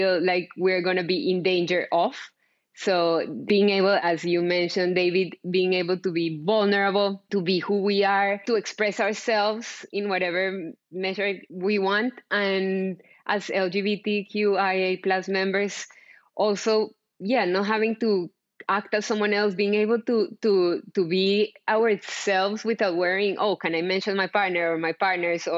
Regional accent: Colombia; moved away; I'm from Colombia, I think I forgot to mention, but I was born and raised in Colombia.

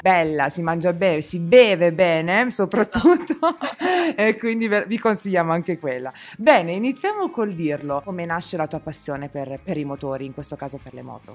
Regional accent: Apulia, Italy; io sono pugliese

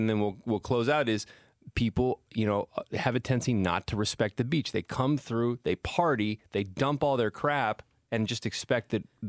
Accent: Salinas, California, United States; I grew up in Salinas. Every day was like 65 to 70.

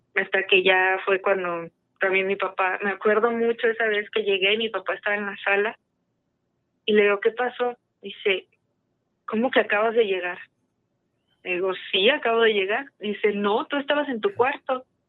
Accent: Aguascalientes, Mexico; now in Mexico City, Mexico; yo crecí en Aguascalientes

